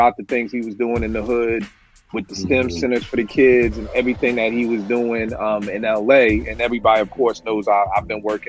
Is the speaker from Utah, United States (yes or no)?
no; Philadelphia, Pennsylvania, United States; now in Washington, D.C., United States; I'm from Philly. Like, I'm not from here. I'm still an outsider